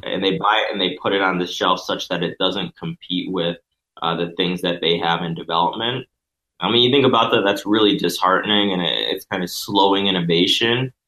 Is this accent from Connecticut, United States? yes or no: yes; Connecticut, United States; I'm originally from Connecticut